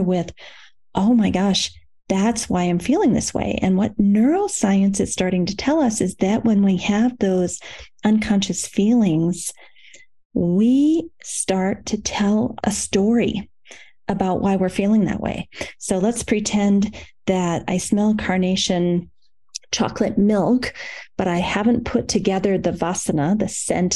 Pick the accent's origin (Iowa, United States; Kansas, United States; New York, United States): Iowa, United States; when I was growing up in Iowa, in the Midwest of the United States, our town had a carnation factory